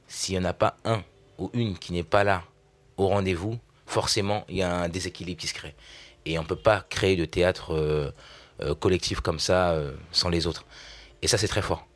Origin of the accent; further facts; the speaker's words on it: Vernon, Normandy, France; Je suis né à Vernon, en Normandie